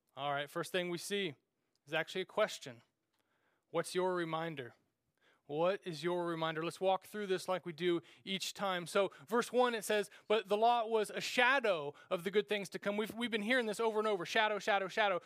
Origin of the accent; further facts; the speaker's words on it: Randolph, Kansas, United States; moved away; growing up in Randolph, Kansas, uh, there was just a little gas station